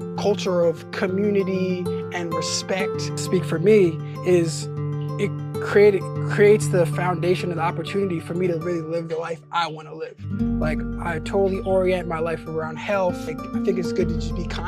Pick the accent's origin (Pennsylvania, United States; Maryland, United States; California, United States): Pennsylvania, United States; Philadelphia; moved away as an adult; also born or lived in Asia; now in Ecuador; I love growing up in Philly.